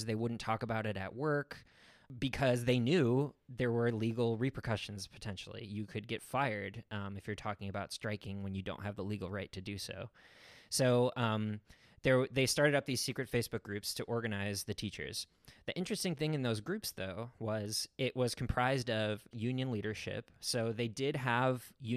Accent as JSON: {"language": "English", "town": "Chicago", "region": "Illinois", "country": "United States", "said": "I'm from Chicago"}